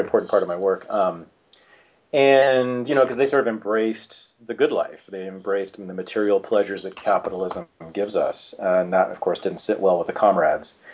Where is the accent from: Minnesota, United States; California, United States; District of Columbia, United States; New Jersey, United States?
California, United States; Berkeley; I was born in Berkeley, California, uh, in the mid 1965, to revolutionary socialist parents